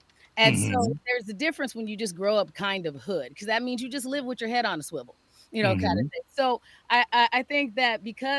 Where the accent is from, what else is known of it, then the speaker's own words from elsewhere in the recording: Phoenix, Arizona, United States; now in Minnesota, United States; Phoenix, Arizona. Grew up.